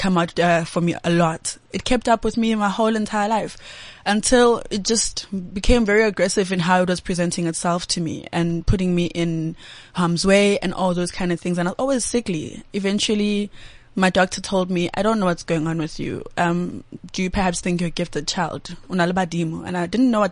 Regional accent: East Rand, Gauteng, South Africa; also born or lived in Sandton; I was born this side and soon after my parents moved to the East Rand.

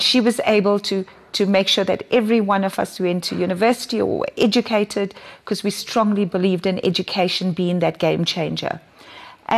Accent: Durban, KwaZulu-Natal, South Africa; I grew up in Chatsworth, not born there. I was born in a what is now an affluent suburb in Durban, Durban North.

